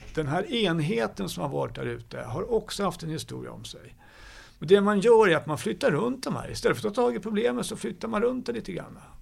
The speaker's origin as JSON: {"language": "Swedish", "town": "Stockholm", "region": "Stockholm County", "country": "Sweden", "tie": "born or raised there", "said": "jag är uppvuxen i Stockholm"}